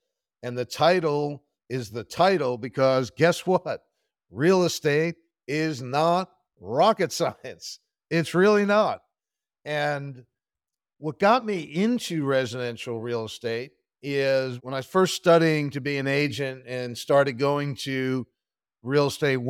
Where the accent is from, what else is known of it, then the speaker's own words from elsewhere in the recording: Pennsylvania, United States; Sure. I grew up outside of Philadelphia, Pennsylvania, in Bucks County. Went to the College of William and Mary.